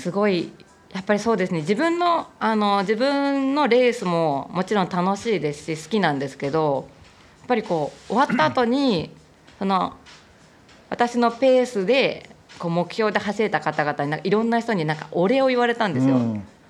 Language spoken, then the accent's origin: Japanese; southern Tokyo, Japan; この東京の、あの、南側なんです。ここちょっと私生まれも育ちも、ここの地元